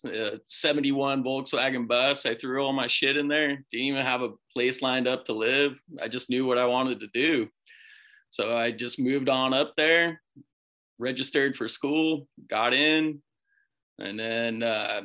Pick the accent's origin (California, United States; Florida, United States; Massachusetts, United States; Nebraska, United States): California, United States; Temecula; moved away as an adult; also born or lived in Humboldt, California; I grew up in Southern California as well, in Temecula